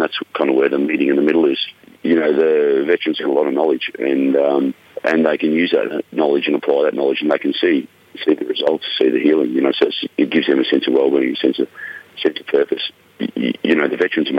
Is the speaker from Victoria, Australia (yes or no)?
no; Mount Isa, Queensland, Australia; I grew up out west in Mount Isa and Kalkadoon country